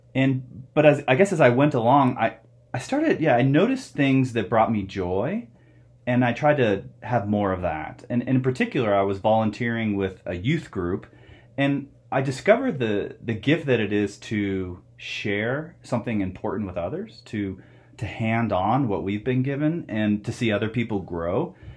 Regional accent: Phoenix, Arizona, United States; also born or lived in Ohio; now in Flagstaff, United States; I grew up in Phoenix. Uh, I was born in Ohio, but like a lot of people, we moved to Arizona

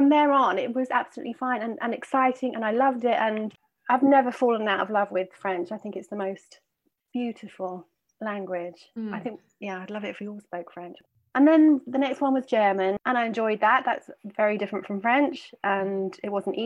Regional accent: London, United Kingdom; accent: British; moved away as an adult; now in Barcelona, Spain; I am originally from London, but I have been living in Barcelona for well over 20 years.

